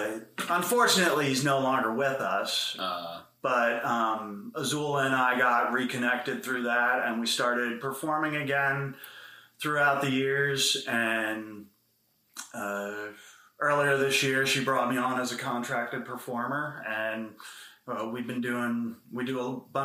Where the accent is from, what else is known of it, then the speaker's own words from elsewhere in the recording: Pennsylvania, United States; Boring as fuck.